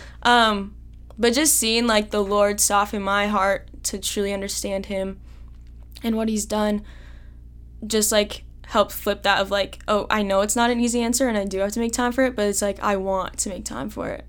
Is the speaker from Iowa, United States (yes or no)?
yes; Carlisle, Iowa, United States; I'm from Carlisle